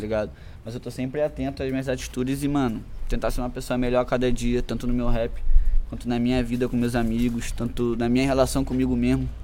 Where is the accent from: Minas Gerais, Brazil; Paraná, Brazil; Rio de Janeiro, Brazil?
Rio de Janeiro, Brazil; Macaé; Sou daqui de Macaé, nascido e criado